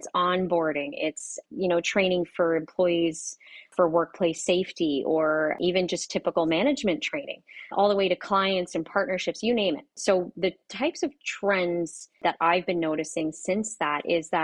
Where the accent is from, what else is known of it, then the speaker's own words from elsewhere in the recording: Canada; I'm from, well, you'll probably hear the A's come out, but I am from Canada